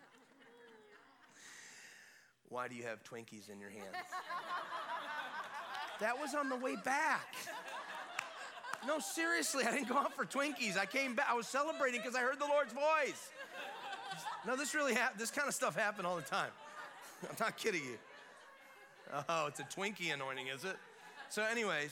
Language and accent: English; Florida, United States; we're out of state. We're from Florida